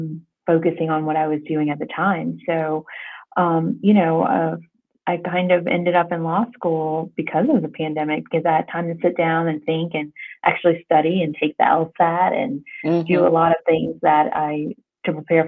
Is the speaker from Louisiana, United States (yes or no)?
yes; Louisiana, United States; I'm originally from Louisiana, kind of lived all over the U.S. and then also did study abroad in France and stayed there a little while.